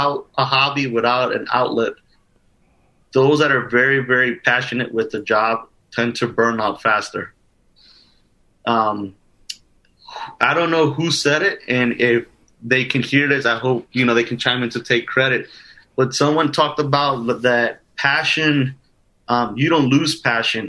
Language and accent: English; Union City, New Jersey, United States; I grew up in New Jersey